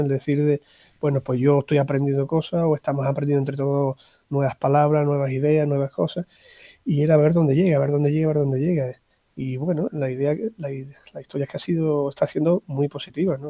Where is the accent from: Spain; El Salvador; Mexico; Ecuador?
Spain; Andalusia; also born or lived in Extremadura; now in Zafra, Spain; soy andaluz de, procedencia, pero llevo ya más de 24 años aquí por Extremadura